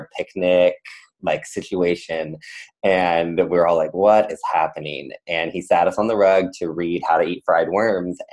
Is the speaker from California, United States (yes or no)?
yes; San Diego, California, United States; was born and raised in Southern California, San Diego, and I my whole family lived there